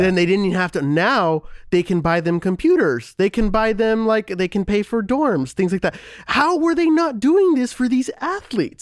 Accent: United States; as an American

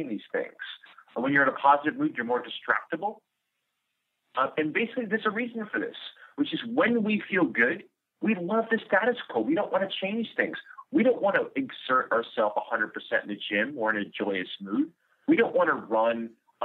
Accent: New York City, New York, United States; I'm from New York City

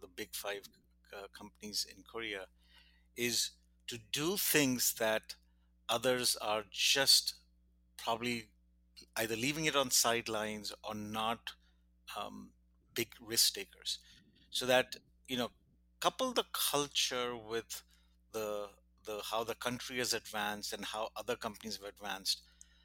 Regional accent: India; moved away; I grew up in India

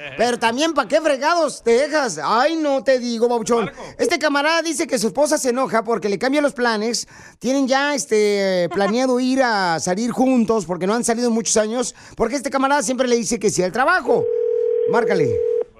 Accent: Jalisco, Mexico; somos de Jalisco

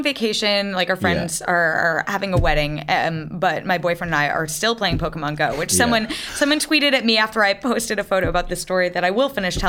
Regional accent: New England, United States; now in Los Angeles, United States; I'm from New England, which I find really funny to say here, because it's in the United States, New England.

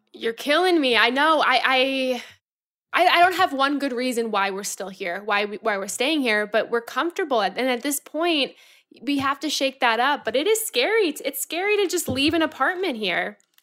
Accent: Florida, United States; now in New York, United States; I'm from Florida.

